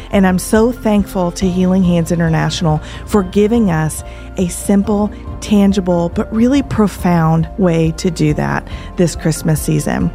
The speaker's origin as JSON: {"language": "English", "region": "Tennessee", "country": "United States", "said": "We are from Tennessee"}